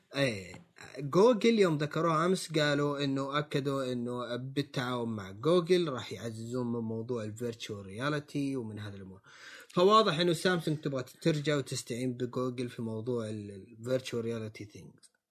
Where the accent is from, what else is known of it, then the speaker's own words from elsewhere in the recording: Saudi Arabia; عندنا في السعودية